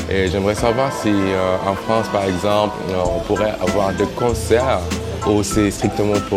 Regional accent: South Sudan; moved away; j'ai 34 ans, je suis originaire du Soudan

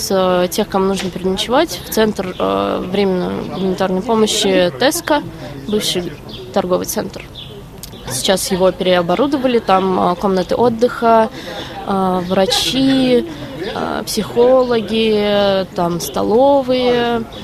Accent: Moscow, Russia; moved away as an adult; now in Warsaw, Poland; я из Москвы. Я приехала сюда в середине марта через э, Армению и Грузию.

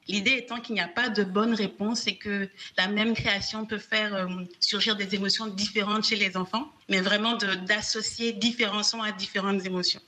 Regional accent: Cotonou, Littoral, Benin; chez nous à Cotonou

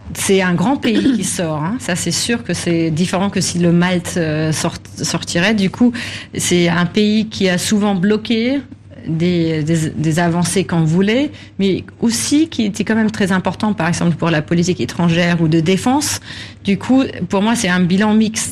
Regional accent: Germany; chez nous en Allemagne

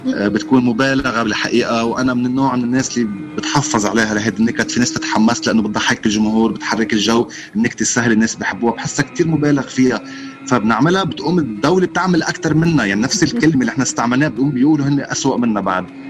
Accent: Beirut, Beirut Governorate, Lebanon; انا كنت طفل كنا طلعنا من بيروت آه، كم يوم وقت الاجتياح الاسرائيلي آه، وكان عمري خمس سنين

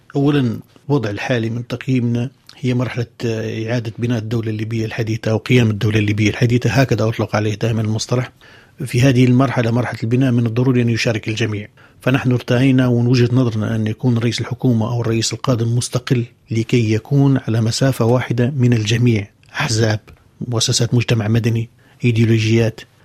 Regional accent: Libya; بلدي ليبيا

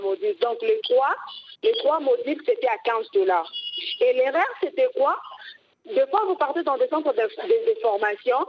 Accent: Kisangani, Tshopo, DR Congo; chez nous, au Congo et précisément à Kisangani

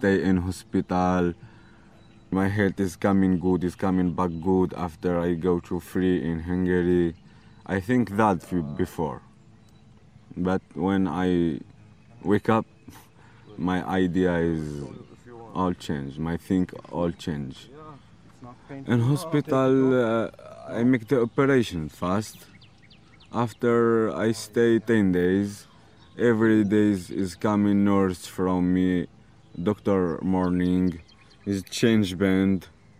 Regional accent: Morocco; English is a second language; moved away as an adult; from Morocco

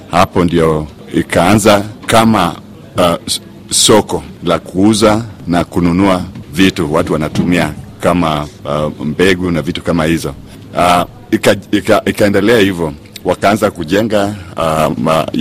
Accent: Kisumu, Kisumu County, Kenya; natoka sehemu ya Kisumu Karaten

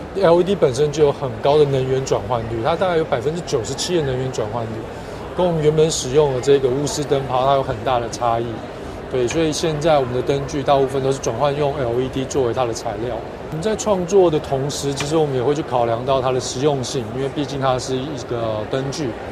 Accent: Taiwan; 我来自台湾

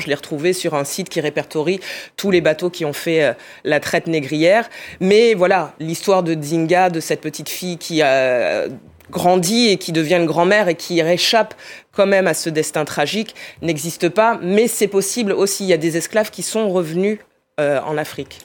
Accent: Bordeaux, Nouvelle-Aquitaine, France; je viens de Bordeaux

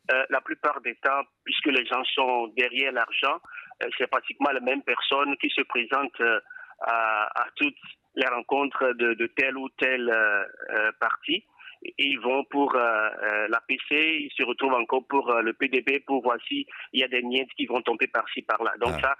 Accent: Togo; now in Nigeria; je ne peux pas voter parce que je suis togolais.

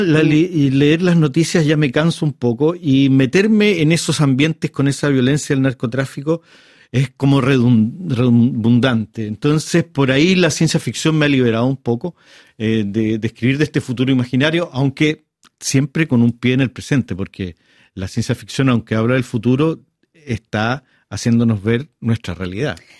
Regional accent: Chile; a mí como autor chileno

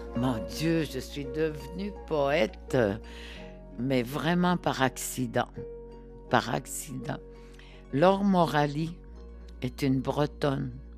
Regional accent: Nutshimit, Côte-Nord, Quebec, Canada; first language Innu; French is a second language; je viens de, euh, tu sais, de, du Québec, du Québec, sur la côte nord. Mais je suis née dans ce qu'on appelle Notmet

